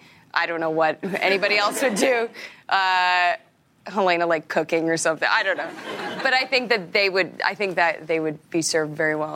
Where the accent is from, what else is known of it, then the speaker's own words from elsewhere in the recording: Regina, Saskatchewan, Canada; I'm from Regina.